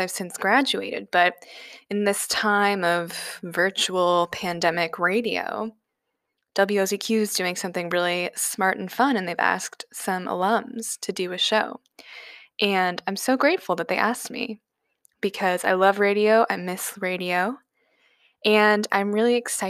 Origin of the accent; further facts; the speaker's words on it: New Jersey, United States; I'm from New Jersey. It's where I'm living now